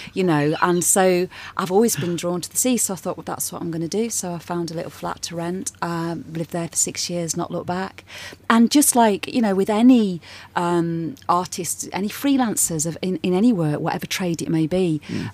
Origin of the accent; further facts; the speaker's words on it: Nottingham, East Midlands, United Kingdom; moved away as an adult; also born or lived in London; now in Brighton, United Kingdom; I'm originally from Nottingham, and I lived there for a while, and then I, I, moved away from there when I got a bit older